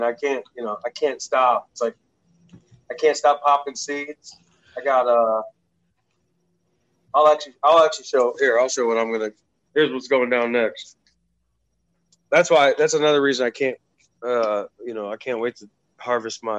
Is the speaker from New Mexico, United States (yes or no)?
no; Ohio, United States; I'm from Ohio. It's muddy waters, bro. We got the Burning River.